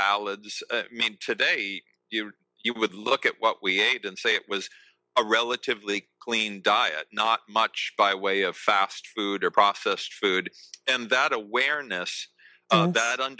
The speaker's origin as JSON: {"language": "English", "area": "outside of Boston", "region": "Massachusetts", "country": "United States", "tie": "born or raised there", "said": "I was raised in the States. I was raised right outside of Boston"}